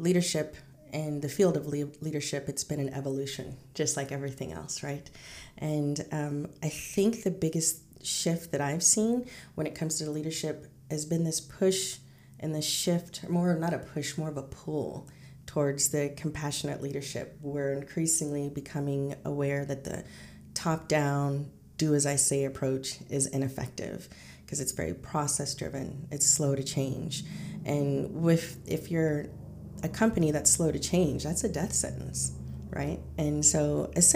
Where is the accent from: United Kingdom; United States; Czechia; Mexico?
United States; Kansas; I grew up in Kansas and often, the only brown person in my class